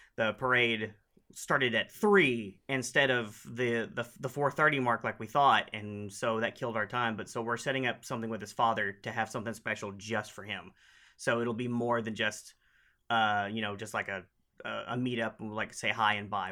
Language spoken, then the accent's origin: English; Oklahoma, United States; I'm from Oklahoma, and we use y'all all the time